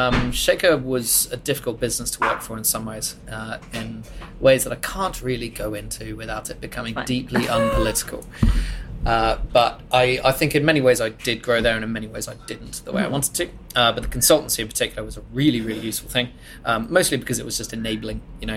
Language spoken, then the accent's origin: English; Bath, South West England, United Kingdom; industry from Bath, less than 100 miles from what is probably the drinks capital of the world, and I'm a British national.